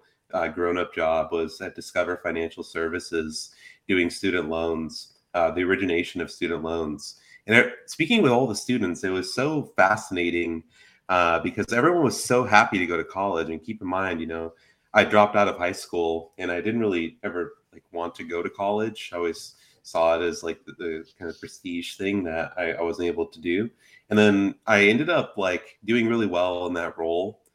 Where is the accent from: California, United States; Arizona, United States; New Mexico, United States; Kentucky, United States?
Arizona, United States; Phoenix; I grew up, for those that are like in Phoenix, I grew up in the Garfield Historic District.